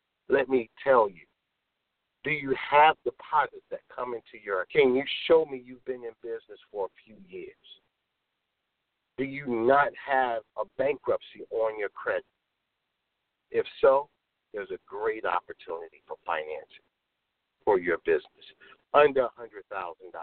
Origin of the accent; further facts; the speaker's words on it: Chicago, Illinois, United States; I'm born and raised in Chicago.